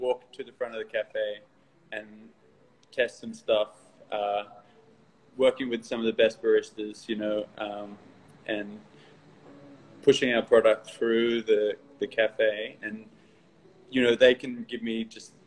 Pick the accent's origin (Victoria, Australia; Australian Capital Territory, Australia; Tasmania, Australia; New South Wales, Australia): New South Wales, Australia; Newcastle; moved away as an adult; now in Sydney, Australia; when I moved to Sydney around 2008, because I'm from Newcastle originally